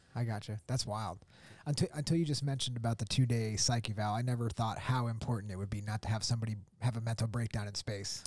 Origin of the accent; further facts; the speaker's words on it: Pennsylvania, United States; moved away; also born or lived in Myrtle Beach; I grew up in Pennsylvania